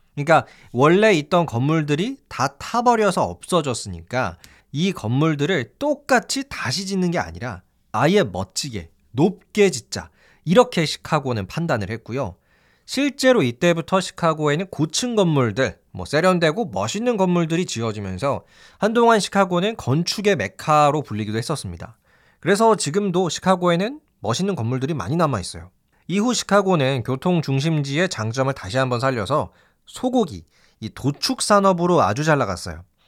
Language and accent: Korean; South Korea